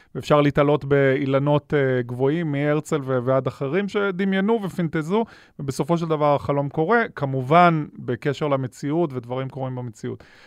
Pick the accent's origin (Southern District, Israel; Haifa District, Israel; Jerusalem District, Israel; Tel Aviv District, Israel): Southern District, Israel; Ashkelon; אני גדלתי באשקלון